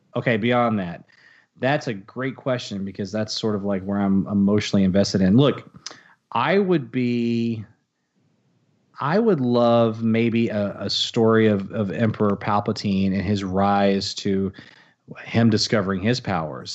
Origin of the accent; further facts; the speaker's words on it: Texas, United States; I'm a Texan